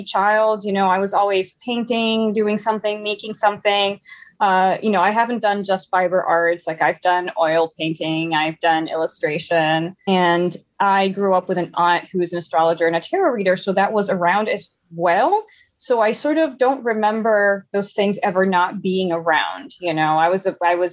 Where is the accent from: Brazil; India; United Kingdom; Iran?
Brazil; São Paulo; now in Salem, United States; I was born in São Paulo, Brazil